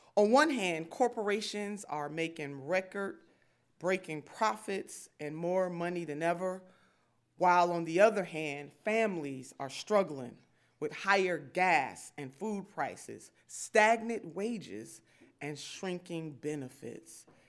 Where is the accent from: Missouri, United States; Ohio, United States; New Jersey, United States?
Ohio, United States; Cleveland; I grew up in the Lee Harvard neighborhood